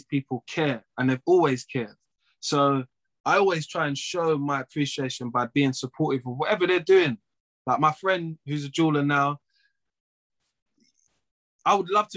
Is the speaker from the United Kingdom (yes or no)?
yes; London, United Kingdom; also born or lived in Waltham Forest / Edmonton; I grew up in Tottenham and Edmonton.